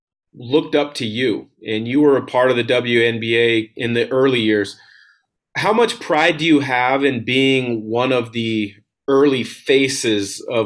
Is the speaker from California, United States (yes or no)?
no; Portland, Oregon, United States; I grew up in the Portland area